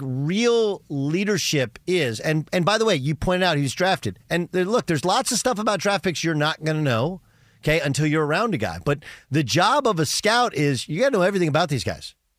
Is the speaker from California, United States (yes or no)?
yes; Orange County, Southern California, United States; We're both originally from Southern California, from Orange County